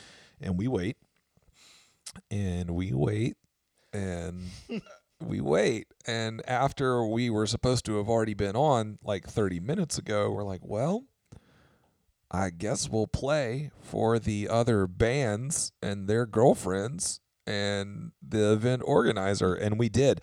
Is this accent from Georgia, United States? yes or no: yes; Albany, Georgia, United States; I was going to the junior college in my hometown, Darton College